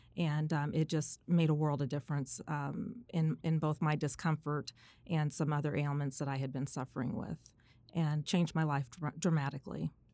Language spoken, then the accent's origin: English; Indianapolis, Indiana, United States; also born or lived in South Bend, Indiana; I am a homegrown Hoosier. I am originally from South Bend, Indiana.